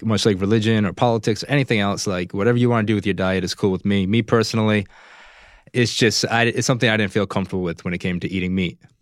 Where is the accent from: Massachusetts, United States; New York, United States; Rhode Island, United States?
Rhode Island, United States; Providence; moved away as an adult; now in Los Angeles, United States; I'm originally from Providence, Rhode Island